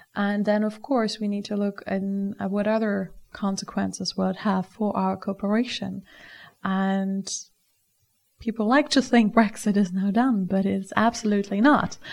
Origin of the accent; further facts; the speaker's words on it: Germany; I'm from Germany